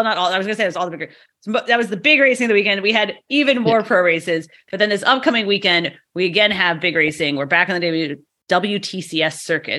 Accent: United States; because we're American.

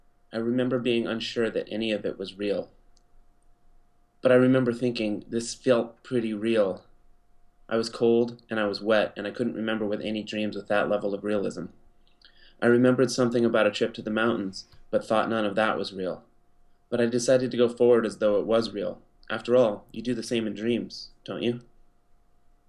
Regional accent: Fairbanks, Alaska, United States; I'm from Fairbanks, Alaska

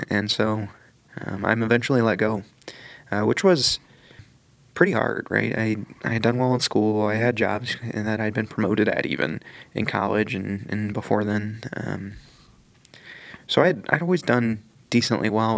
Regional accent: Greenwood, Indiana, United States; I grew up in Greenwood, Indiana

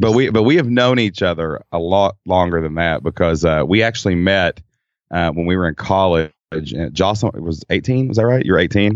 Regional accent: Kentucky, United States; accent: Kentucky; we're in Kentucky. I mean, you can tell by my accent probably

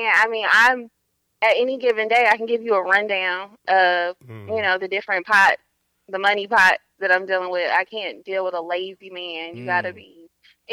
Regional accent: Lithonia, Georgia, United States; I'm from Lithonia. That's right in between Decatur and Stone Mountain.

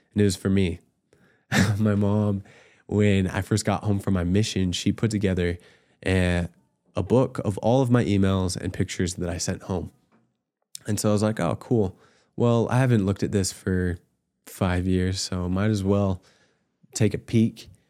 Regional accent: Utah, United States; also born or lived in Virginia / Scotland / Ireland; I was born in Virginia, raised in Utah, and served in Scotland and Ireland.

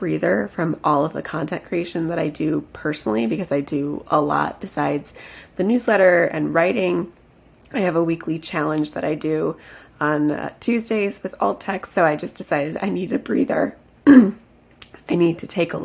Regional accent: Chicago, Illinois, United States; moved away as an adult; now in Florida, United States; I'm actually originally from Chicago

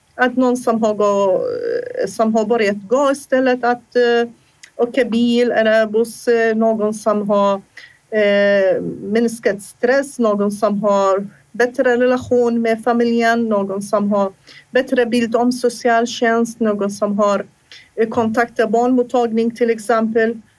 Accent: Iraq; first language Assyrian; Swedish is a second language; moved away as an adult; now in Sweden; I min hemland jag var hälso och idrottslärare. Jag läste, under, jag läste där i Irak till hälso och idrottslärare

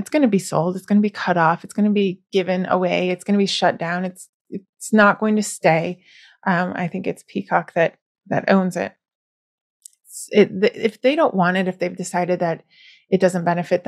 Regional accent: United States; I am American

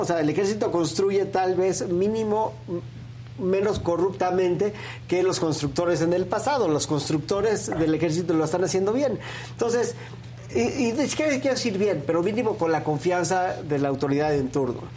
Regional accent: Mexico; como ciudadanos mexicanos

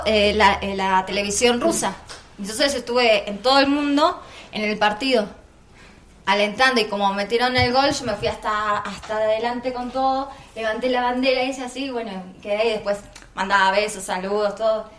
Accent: Argentina; Yo soy de la Argentina

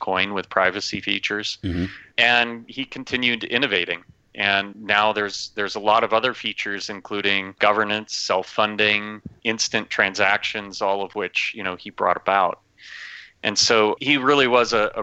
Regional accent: Minnesota, United States; moved away; I grew up in Minnesota

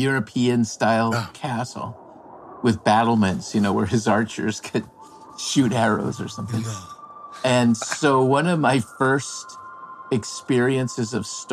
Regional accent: Tijuana, Baja California, Mexico; I was born in Tijuana. I come from a dirt street in Tijuana, in a barrio called Colonia Independencia

